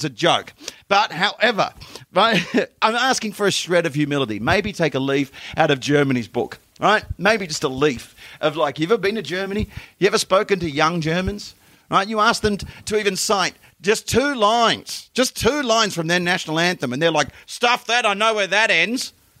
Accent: Western Australia, Australia; Before Google Earth, the moon was more topographically mapped than my home state, Western Australia.

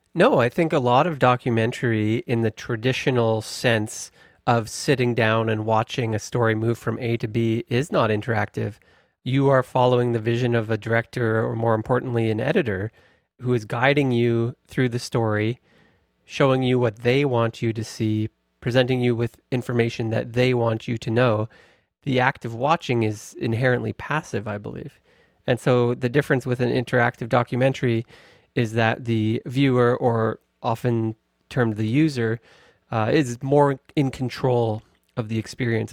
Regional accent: Victoria, British Columbia, Canada; I grew up in Victoria and have always been connected to the landscape of the Pacific

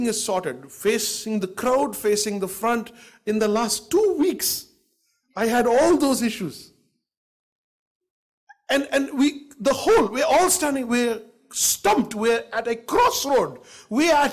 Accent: Delhi, India; also born or lived in Bangalore; I was born in Bangalore, and I got raised in Delhi, and I've been in Delhi for 45 years.

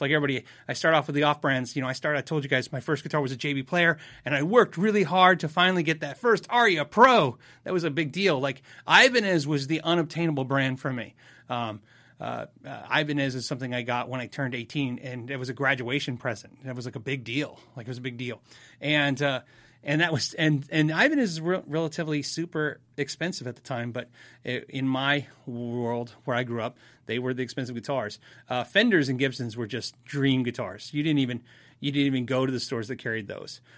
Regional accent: United States; I'm an American

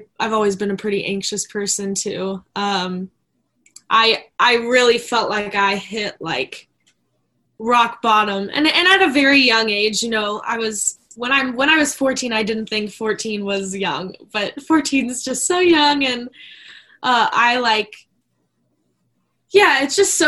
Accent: Maryland, United States; I was raised in Maryland

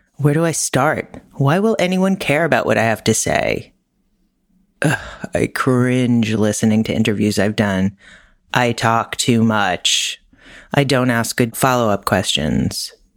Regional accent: New York, United States; New York, my hometown

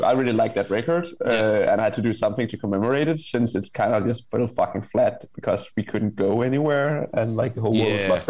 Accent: Denmark; Danish pop punk band

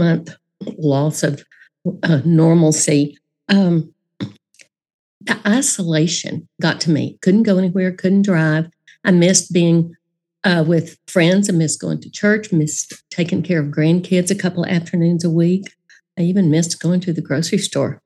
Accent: Dallas, Texas, United States; I grew up in Dallas.

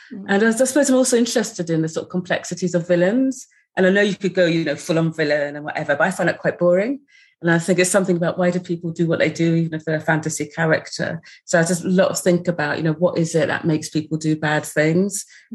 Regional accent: Sussex, South East England, United Kingdom; moved away as an adult; also born or lived in London; when I moved to London in my mid to late 20s, I found London quite difficult, as I came from Sussex

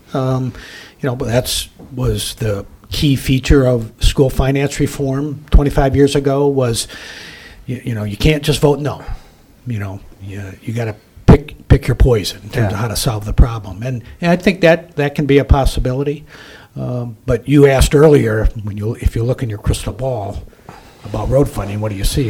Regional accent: West Michigan, United States; I'm from West Michigan.

